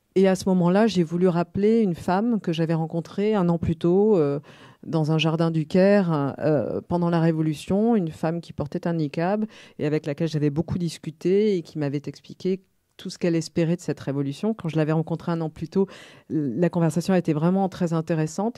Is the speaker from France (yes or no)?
yes; France; en tant que petite française à cette époque-là